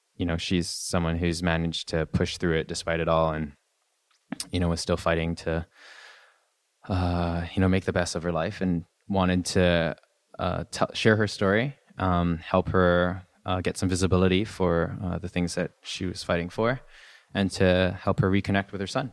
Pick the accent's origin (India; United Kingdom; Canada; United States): Canada; I'm Canadian. I'm not, uh, I'm not American